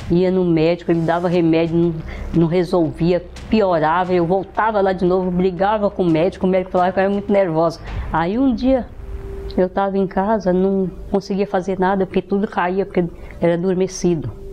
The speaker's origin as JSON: {"language": "Portuguese", "region": "Minas Gerais", "country": "Brazil", "tie": "born or raised there", "moved": "as an adult", "said": "Eu nasci em Minas Gerais, numa família tradicional, muito conhecida na cidade. É, me casei lá"}